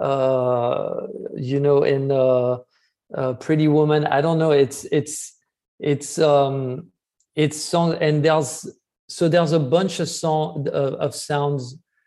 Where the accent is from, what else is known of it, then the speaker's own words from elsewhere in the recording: France; growing up in France